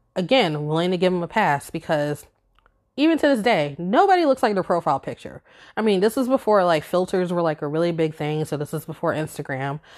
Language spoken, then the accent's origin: English; Virginia Beach, Virginia, United States; moved away as an adult; now in upstate New York, United States; growing up in Virginia Beach